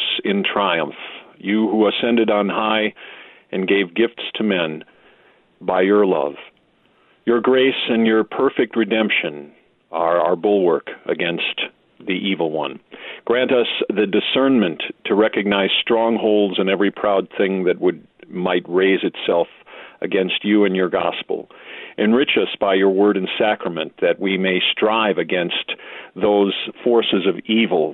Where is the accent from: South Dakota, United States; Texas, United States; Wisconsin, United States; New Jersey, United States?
Wisconsin, United States; Milwaukee; also born or lived in Jonesburg, Missouri; now in St. Louis, United States; I was born in Milwaukee, Wisconsin